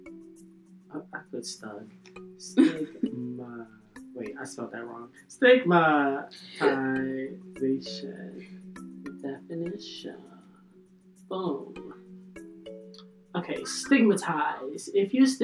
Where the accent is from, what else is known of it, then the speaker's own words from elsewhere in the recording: Philadelphia, Pennsylvania, United States; I'm from Philly